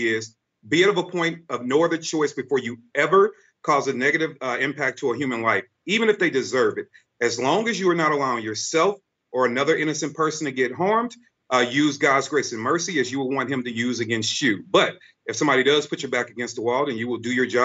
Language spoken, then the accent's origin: English; St. Louis, Missouri, United States; I grew up in St. Louis, Missouri. I'm from the worst part of St. Louis area called Walnut Park.